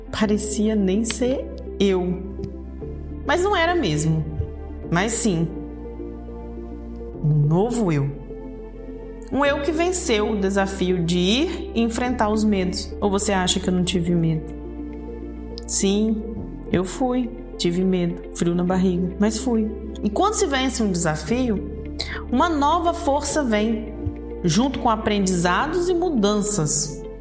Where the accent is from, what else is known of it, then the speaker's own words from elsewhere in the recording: Brazil; Mas sabe que a maior lição de todas é que eu, como brasileira, amo a cultura que vivo, que nasci, que sou criada, o calor humano, a comida temperada com alho e muito sabor. Amo os lugares do Brasil.